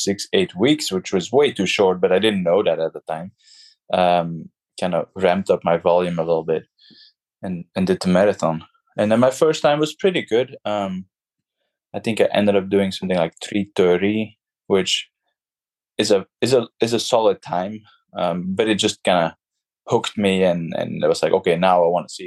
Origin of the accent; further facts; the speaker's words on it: Belgium; moved away as an adult; now in San Francisco, United States; I currently live in San Francisco in California, and I'm originally from Belgium. I moved to California about 7 years ago.